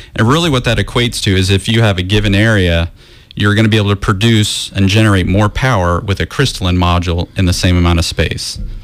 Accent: Florida, United States; I'm actually from Florida also.

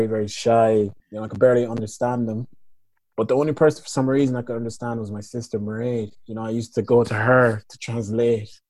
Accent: Liberia; now in Westmeath, Ireland; I'm originally from Liberia

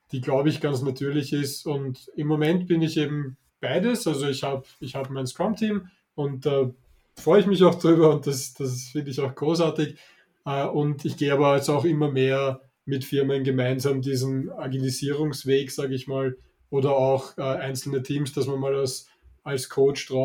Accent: Vienna, Austria; accent: Viennese; Ich, ich hoffe, ihr verzeiht mir meinen, meinen leichten Wiener Akzent.

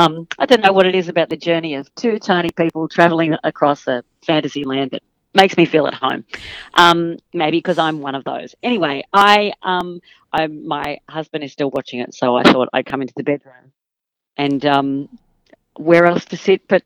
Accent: Killcare, New South Wales, Australia; moved away; I'm from about an hour and a half north of Sydney, from a very, very small town called Kilcare.

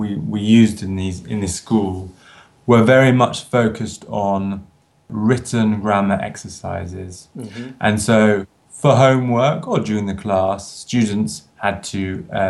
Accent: London, United Kingdom; moved away as an adult; also born or lived in Edinburgh, Scotland / Italy; I'm originally from London in the UK, although I chose to study in Scotland, in Edinburgh.

